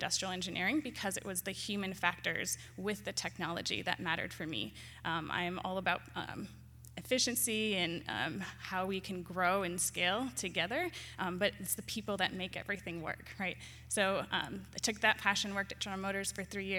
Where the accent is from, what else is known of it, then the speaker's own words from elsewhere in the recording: Michigan, United States; now in Washington, D.C. area, United States; I actually am originally from Michigan, so it's great to be back in my home state. I currently live in the DC area